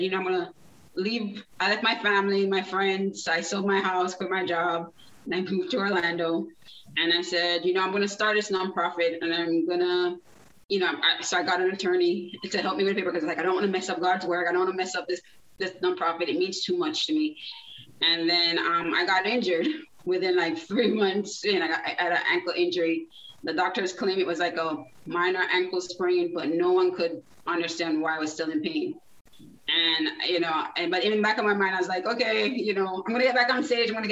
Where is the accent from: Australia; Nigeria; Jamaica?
Jamaica; moved away as an adult; now in South Florida, United States; I was born in Jamaica. So I lived there about 19 years